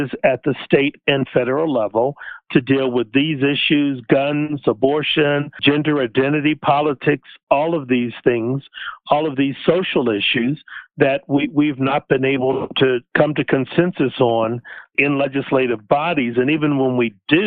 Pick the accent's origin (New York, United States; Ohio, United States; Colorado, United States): Colorado, United States; Boulder; I grew up in Boulder